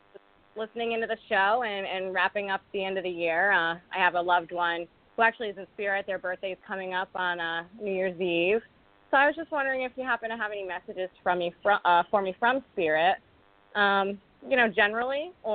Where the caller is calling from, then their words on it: Rhode Island, United States; I'm calling from Rhode Island.